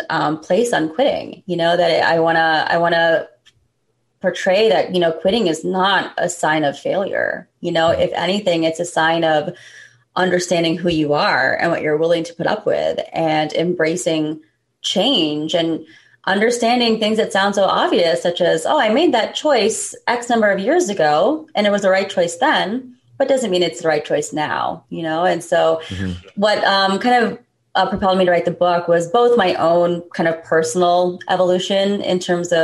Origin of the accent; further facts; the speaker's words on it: United States; being American born and raised, but also South Asian